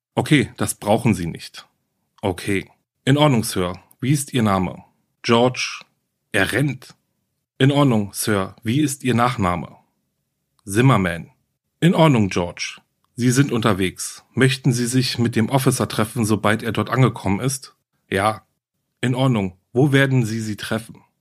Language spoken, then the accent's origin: German; Germany; Hier bei uns in Deutschland